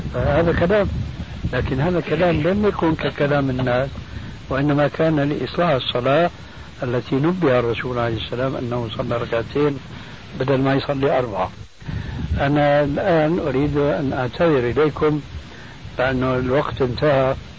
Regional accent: Syria; عندنا في الشام

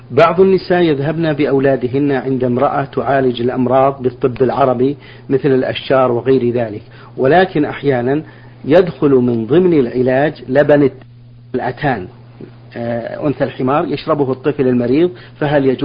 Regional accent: Saudi Arabia; عندنا في السعودية

